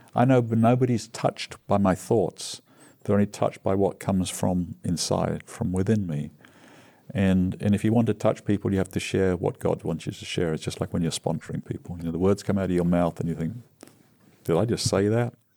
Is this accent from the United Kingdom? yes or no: yes; England, United Kingdom; moved away as an adult; now in United States; growing up in England